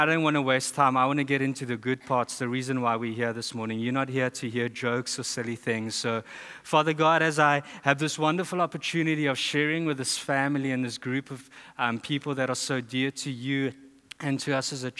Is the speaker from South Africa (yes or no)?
yes; South Africa; moved away; I'm from South Africa.